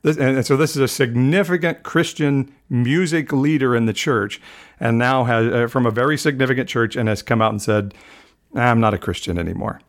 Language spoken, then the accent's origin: English; United States; as American evangelicals